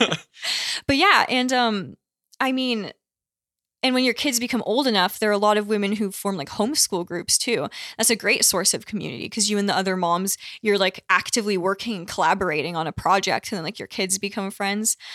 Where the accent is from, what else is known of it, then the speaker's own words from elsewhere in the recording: Connecticut, United States; I grew up in Connecticut, which is not a very Catholic state